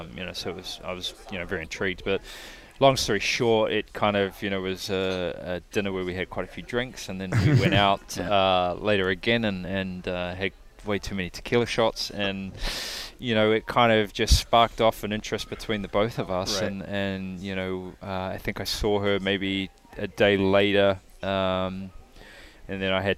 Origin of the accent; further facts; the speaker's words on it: New Zealand; now in United States; I'm from New Zealand